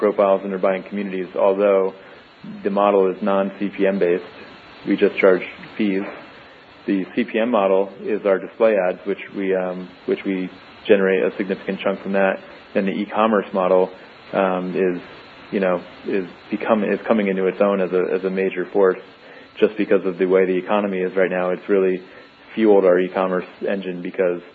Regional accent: New York, United States; moved away as an adult; now in San Diego, United States; I actually grew up on the East Coast, so I was born and raised in New York, and I moved to San Diego in 2003

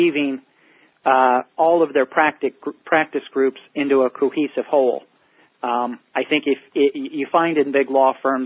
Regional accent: Indianapolis, Indiana, United States; moved away as an adult; also born or lived in California / Washington, D.C.; I'm a Midwestern boy, born and raised in Indianapolis, Indiana

